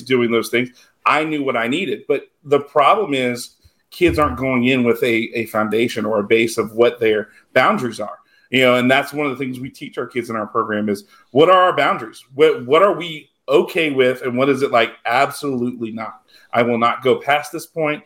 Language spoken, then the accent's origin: English; South Louisiana, United States; I grew up in South Louisiana